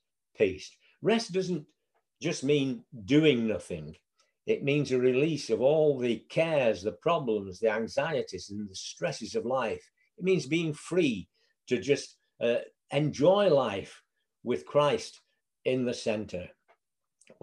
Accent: Bury, North West England, United Kingdom; I was born here in Bury, not moved far, in the 70 years that I've been alive.

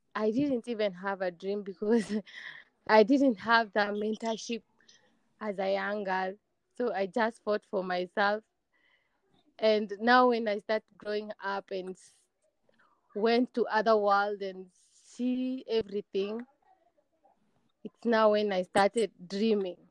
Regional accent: Kenya; I am from Kenya

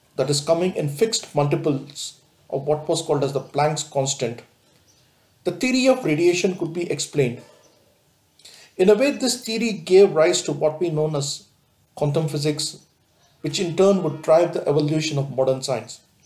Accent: India; we as an Indian

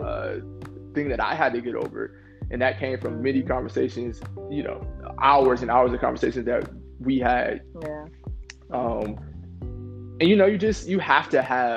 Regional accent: Rochester, New York, United States; I was born in Rochester, New York

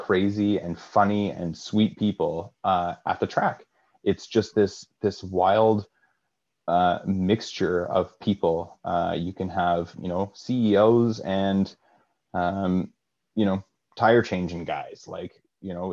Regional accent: Kingston, Ontario, Canada; I'm from Kingston

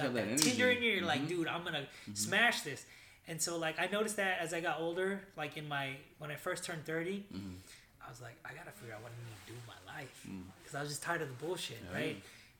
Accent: Sacramento, California, United States; But I grew up actually in South Sac. I grew up off of, I don't know if you know, Back Road Power Inn.

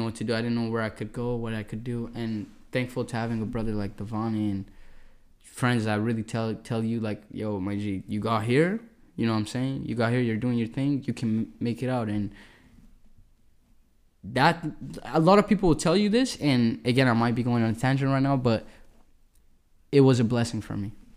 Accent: Edmonton, Alberta, Canada; I go by the name of … ladies and gentlemen. I'm a musician from Edmonton, Alberta.

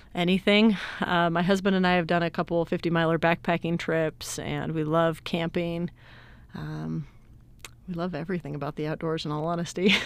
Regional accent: Salt Lake City, Utah, United States; now in San Antonio, United States; I'm originally from Salt Lake City, Utah, but I currently live in San Antonio, Texas

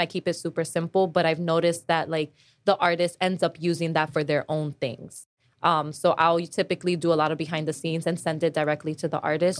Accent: New York, United States; I'm from New York and I'm working in New York

